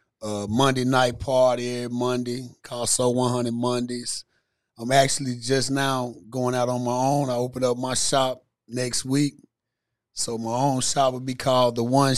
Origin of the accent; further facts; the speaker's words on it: Cairo, Illinois, United States; moved away as an adult; now in Memphis, United States; I'm originally from Southern Illinois, man. I'm from Cairo, small town in Southern Illinois. That's why I grew up. Where most of my childhood was spent